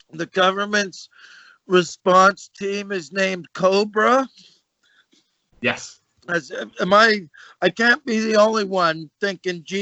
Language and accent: English; Birmingham, West Midlands, United Kingdom; Ghetto, I'm from Birmingham